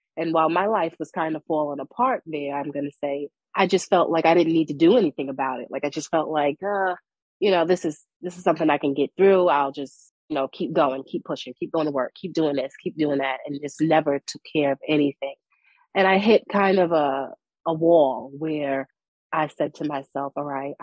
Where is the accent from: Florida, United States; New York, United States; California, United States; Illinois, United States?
New York, United States; New York City; moved away as an adult; now in North Carolina, United States; The community where I've grown up, you know, I'm from Brooklyn, New York